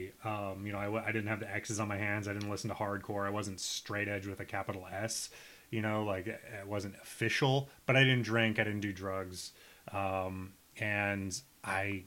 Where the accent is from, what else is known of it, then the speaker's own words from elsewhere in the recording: Nebraska, United States; also born or lived in Minnesota; now in New York, United States; I'm from this small town where I'd say 90% of everybody has subsequently left